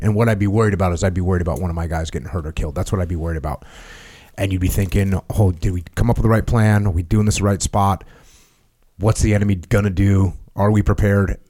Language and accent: English; New England, United States; I grew up in New England, where it snows.